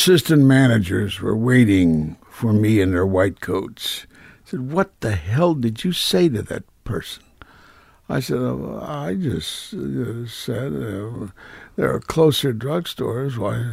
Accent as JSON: {"language": "English", "town": "Kansas City", "region": "Kansas", "country": "United States", "tie": "born or raised there", "moved": "yes", "said": "Kansas City, Kansas"}